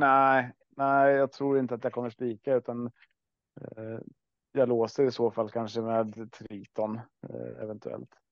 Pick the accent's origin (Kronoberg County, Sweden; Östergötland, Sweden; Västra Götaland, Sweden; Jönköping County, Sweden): Östergötland, Sweden; vi är ju uppvuxna och bor i Östergötland i alla fall